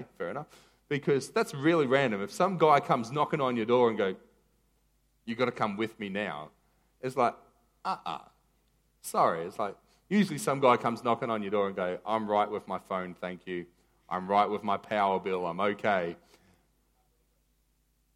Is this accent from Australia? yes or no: yes; Maroochydore, Queensland, Australia; I was from Maroochy High